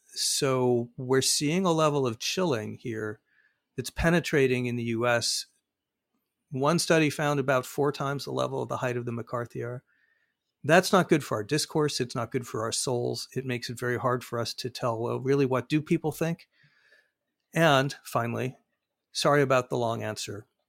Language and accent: English; Arizona, United States; Arizona, my home state